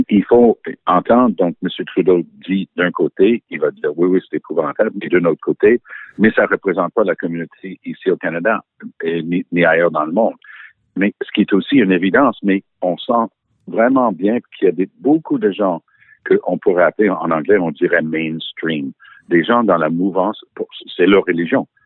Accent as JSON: {"language": "French", "country": "United Kingdom", "accent": "English", "second_language": "French", "lives_now": "France", "said": "Et oui, j'ai mon passeport français malgré mon petit accent anglais."}